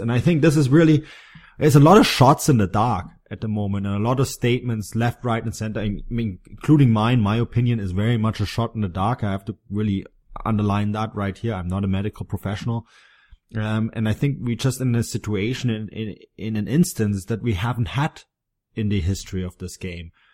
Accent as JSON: {"language": "English", "region": "Bavaria", "country": "Germany", "tie": "born or raised there", "said": "in Bavaria, my home state"}